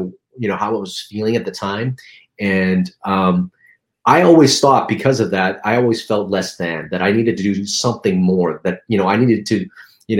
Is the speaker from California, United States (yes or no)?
yes; Los Angeles, California, United States; also born or lived in Philippines; I grew up in Chinatown